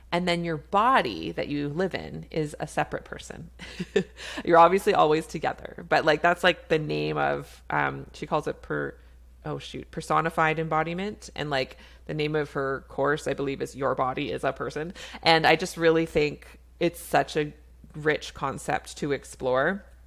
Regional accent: Canada; I'm a Canadian family physician

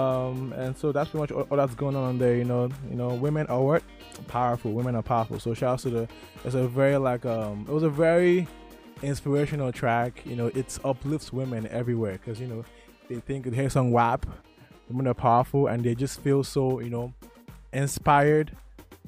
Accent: Nigeria; I'm Nigerian

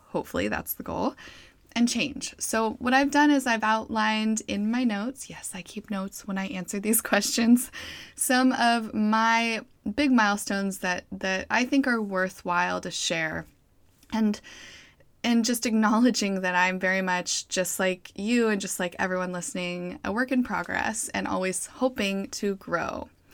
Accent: Boise, Idaho, United States; moved away; staying in Idaho, where I'm from, I'm from Boise

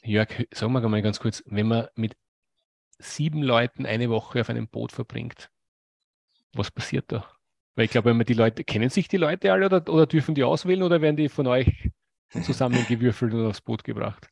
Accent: Austria; ich komme aus Österreich, wir haben ein paar Seen, aber wir haben keinen Zugang zum

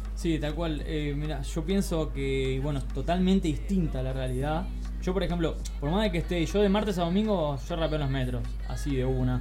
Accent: Argentina; accent: Argentine; now in Barcelona, Spain; en nuestro acento, argentinos

